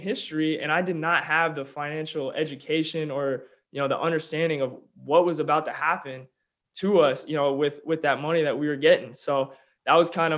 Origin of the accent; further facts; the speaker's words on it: Olathe, Kansas, United States; also born or lived in Oklahoma; I was born and raised in Olathe, Kansas, just outside Kansas City.